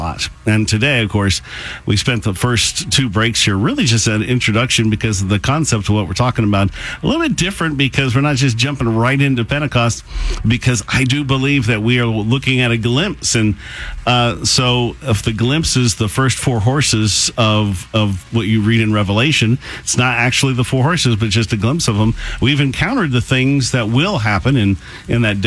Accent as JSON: {"language": "English", "country": "United States", "said": "Growing up in America"}